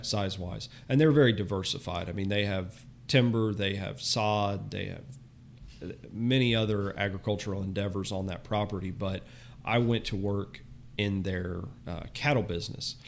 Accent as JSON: {"language": "English", "region": "Florida", "country": "United States", "tie": "born or raised there", "also_born_or_lived": "Southwest Michigan", "said": "I was born and raised in Florida"}